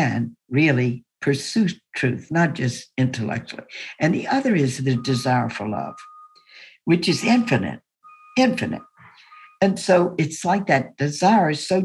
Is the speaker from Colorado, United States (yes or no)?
no; Baton Rouge, Louisiana, United States; when I grew up in the Jim Crow days in Baton Rouge, Louisiana, I lived in a big two-story house